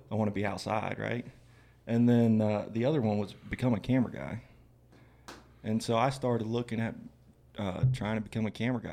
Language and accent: English; Florida, United States; I'm from Florida, grew up in Florida.